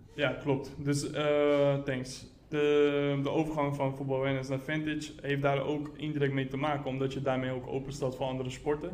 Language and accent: Dutch; Rotterdam, South Holland, Netherlands; ik ben geboren en getogen in Rotterdam